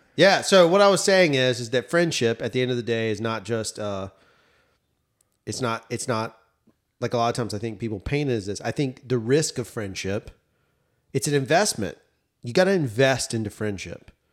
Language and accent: English; the South, United States; As a Southerner